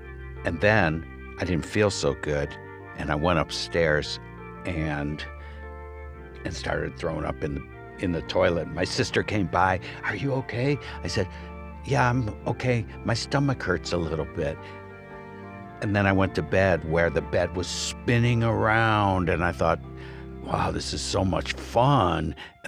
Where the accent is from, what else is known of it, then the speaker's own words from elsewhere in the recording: Michigan, United States; now in Oregon, United States; I came from Michigan. Wasn't bad, but I wanted to be out where I thought the hippie movement was happening.